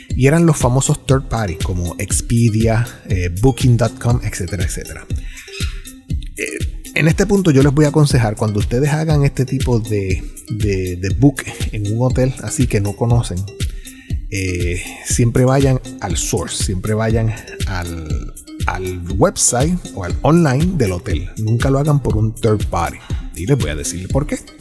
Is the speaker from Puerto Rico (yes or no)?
yes; Puerto Rico; Como ciudadano americano, pero puertorriqueño